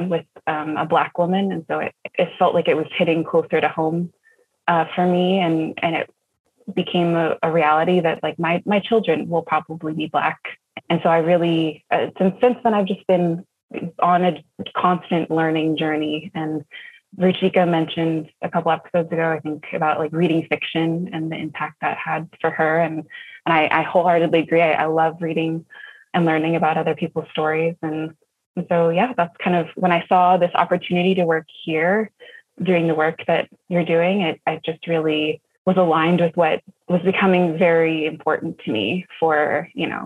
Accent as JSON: {"language": "English", "town": "San Diego", "region": "California", "country": "United States", "tie": "born or raised there", "said": "I grew up in San Diego."}